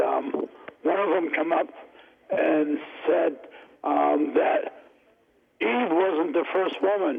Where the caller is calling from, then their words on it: New Hampshire, United States; From New Hampshire.